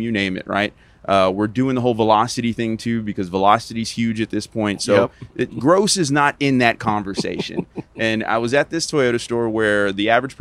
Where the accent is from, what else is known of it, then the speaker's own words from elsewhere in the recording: Texas, United States; I'm a Texan